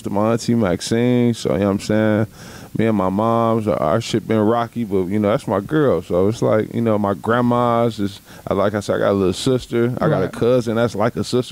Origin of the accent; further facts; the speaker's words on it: Milwaukee, Wisconsin, United States; I was born and raised here in Milwaukee, Wisconsin, on the north side